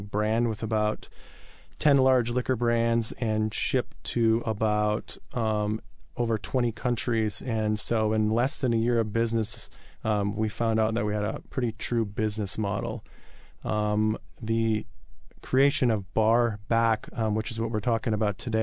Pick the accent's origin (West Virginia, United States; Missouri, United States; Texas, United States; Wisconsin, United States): Wisconsin, United States; Wausau; moved away as an adult; also born or lived in Los Angeles; now in Seattle, United States; I actually originally come from Wisconsin.